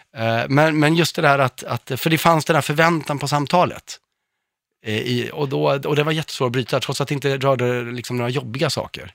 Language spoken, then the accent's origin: Swedish; Örebro, Örebro County, Sweden; Jag är, kommer från Örebro själv